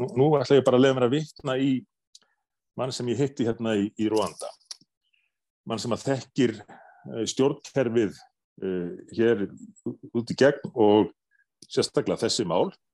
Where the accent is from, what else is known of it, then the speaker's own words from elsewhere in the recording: Iceland; við erum einfalla Íslendingar